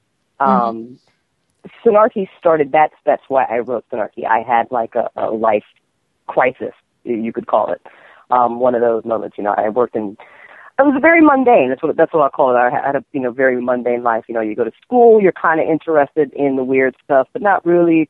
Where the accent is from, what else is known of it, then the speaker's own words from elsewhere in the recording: Alexandria, Virginia, United States; born there; also born or lived in North Carolina / New Jersey; I was born in Alexandria, Virginia. I lived in North Carolina for a while, and then I got to Jersey, so I'm sorry.